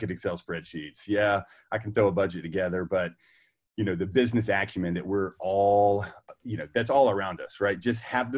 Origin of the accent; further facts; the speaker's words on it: North Carolina, United States; I was that guy in my hometown, like, oh my gosh, like, why are you open 7 to 7? We were the first people open 7 a.m. to 7 p.m. We were the first people open on Saturdays. And the regulatory pressure with this corporate group in the state of North Carolina